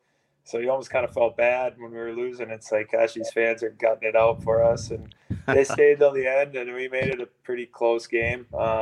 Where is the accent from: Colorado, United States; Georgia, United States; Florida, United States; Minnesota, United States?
Minnesota, United States; Blaine; I'm from Blaine, and it was a very competitive, deep team that we had.